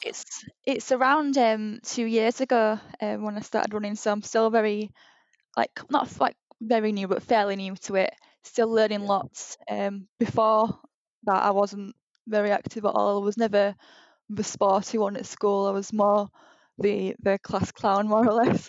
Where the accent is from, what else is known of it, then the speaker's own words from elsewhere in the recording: Huddersfield, Yorkshire and the Humber, United Kingdom; moved away as an adult; now in Leeds, United Kingdom; I'm from Huddersfield